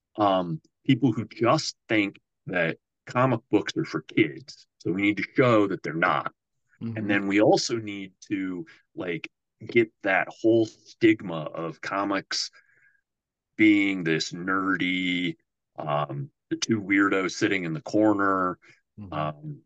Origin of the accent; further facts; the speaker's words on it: Norwalk, Iowa, United States; I grew up in Norwalk, which is on the south side of Des Moines